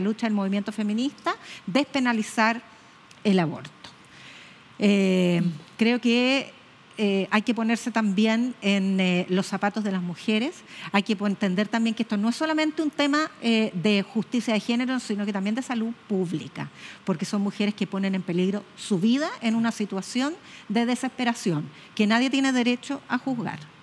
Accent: Chile; las chilenas que somos las chilenas

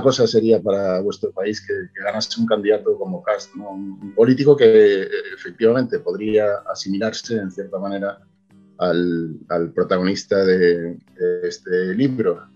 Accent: Galicia, Spain; yo, soy gallego y escribo en gallego

